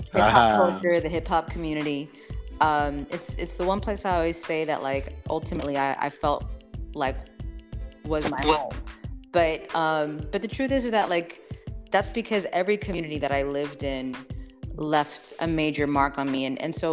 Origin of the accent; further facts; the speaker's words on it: Las Vegas, Nevada, United States; born there; also born or lived in Spain / Panama City, Florida / Venezuela; I was born in Las Vegas, Nevada.